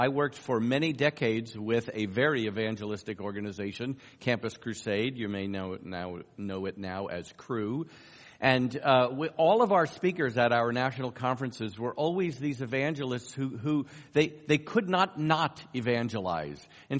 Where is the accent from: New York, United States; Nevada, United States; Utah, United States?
New York, United States; accent: New York; I'm originally from New York. I could turn on my New York accent really strong if you want me to, but you don't. I've worked for decades to try to lose that. It still creeps in every so often.